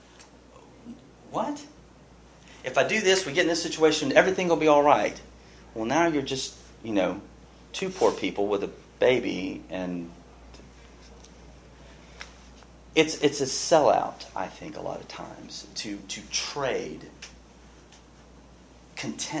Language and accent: English; Pasadena, United States; growing up in Pasadena